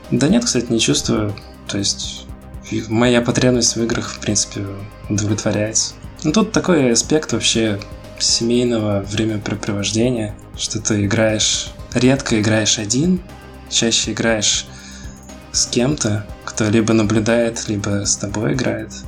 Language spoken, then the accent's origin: Russian; Ufa, Bashkortostan, Russia; я из Уфы, это такой не очень большой город-миллионник.